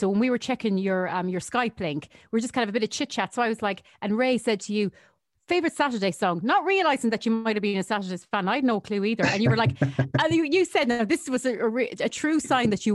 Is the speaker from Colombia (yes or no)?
no; Thurles, Munster, Ireland; moved away as an adult; also born or lived in United Kingdom; I live in Thurles, my hometown where I grew up.